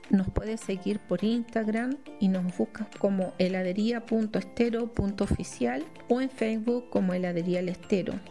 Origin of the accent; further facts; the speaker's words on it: Huentelauquén Norte, Coquimbo, Chile; provengo de Huentelauquén Norte, de la comuna de Canela.